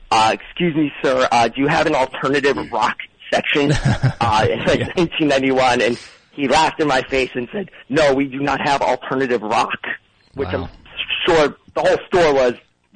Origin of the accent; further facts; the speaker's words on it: Short Hills, New Jersey, United States; We grew up in Short Hills.